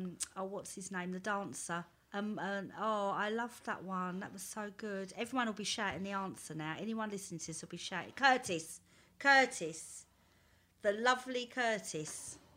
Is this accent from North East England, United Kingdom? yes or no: no; London, United Kingdom; I was brought up in the East End.